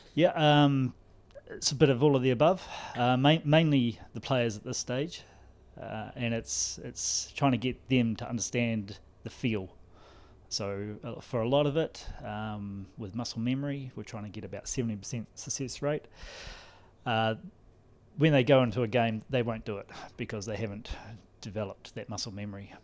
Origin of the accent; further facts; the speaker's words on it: New Zealand; now in Ireland; you'll notice the accent is, is not Cork. Uh, I'm from New Zealand.